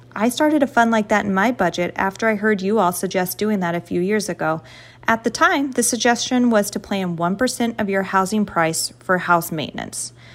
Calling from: Columbia, Missouri, United States; I am calling from Columbia, Missouri

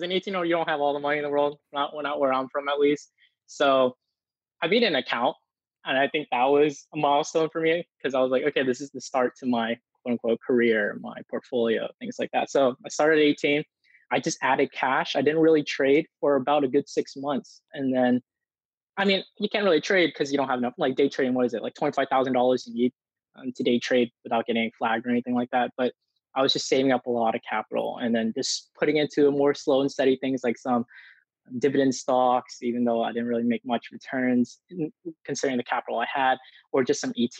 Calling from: Houston, Texas, United States; I'm coming from Houston, Texas.

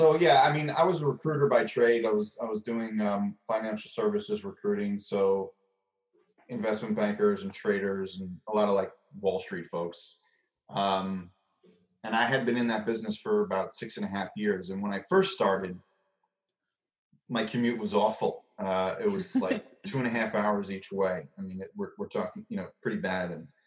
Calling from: Long Island, New York, United States; I am in Long Island in New York.

